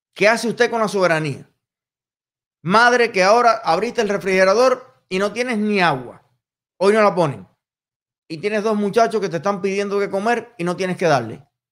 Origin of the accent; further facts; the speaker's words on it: Cuba; moved away as an adult; now in United States; soy cubano. He vivido prácticamente toda mi vida en Cuba, toda mi familia vive en Cuba